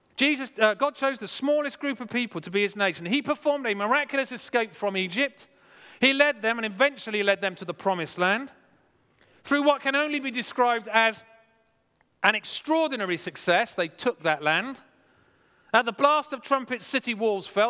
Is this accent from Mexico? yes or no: no; Wimborne, South West England, United Kingdom; moved away; Wimborne where I grew up